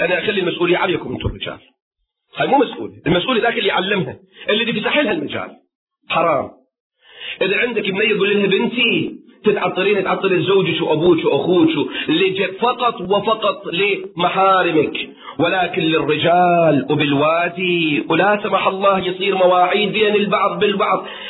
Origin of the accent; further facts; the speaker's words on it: Kuwait; عندنا في الكويت